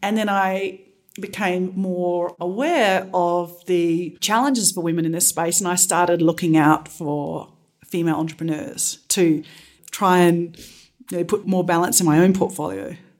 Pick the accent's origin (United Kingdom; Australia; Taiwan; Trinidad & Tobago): Australia; moved away; I'm originally from Australia